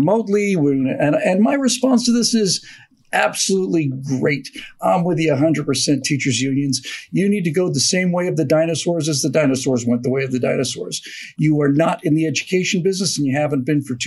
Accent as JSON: {"language": "English", "country": "Bermuda", "tie": "born or raised there", "said": "when I grew up in Bermuda"}